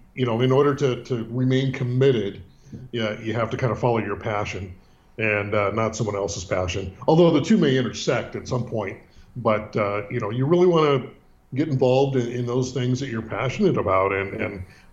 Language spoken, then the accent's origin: English; San Francisco, California, United States; Born and raised in Northern California, which is much different than Southern California and San Diego. Born in the city. And, if you know anything about the city, San Francisco, you'll know that it's deep, deep, deep, deep blue